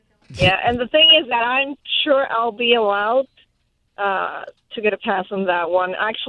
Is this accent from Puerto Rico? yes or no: yes; Puerto Rico; I am half German, part Hungarian, Irish, and Polish. And I grew up in Puerto Rico.